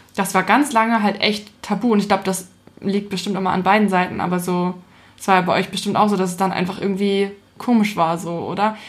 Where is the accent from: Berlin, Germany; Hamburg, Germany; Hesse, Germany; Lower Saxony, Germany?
Hamburg, Germany; ich bin ja mitten in der Stadt groß geworden